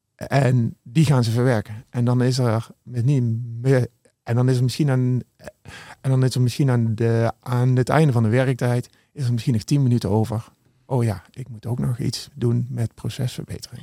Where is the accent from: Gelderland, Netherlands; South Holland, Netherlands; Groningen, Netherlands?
Gelderland, Netherlands; Beneden-Leeuwen; Ik ben eh, geboren en getogen in het mooie Benedenleeuwen